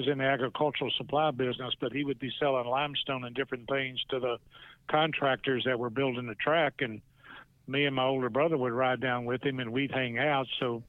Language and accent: English; Bristol, Tennessee, United States; growing up in Bristol